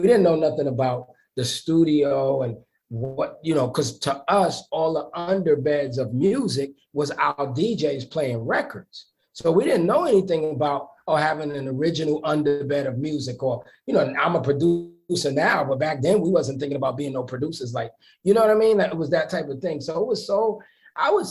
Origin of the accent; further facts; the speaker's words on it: New York City, New York, United States; I'm from the East New York section of Brooklyn.